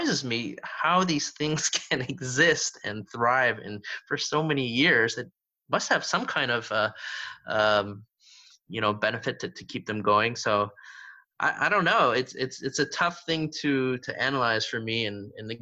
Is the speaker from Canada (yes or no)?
yes; Canada; I'm Canadian, you know, I was born and raised in Canada